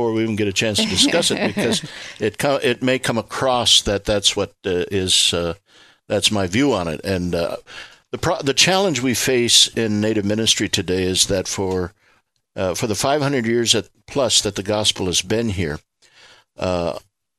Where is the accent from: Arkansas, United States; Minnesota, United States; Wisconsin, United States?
Minnesota, United States; Leech Lake Reservation, northern; this is my hometown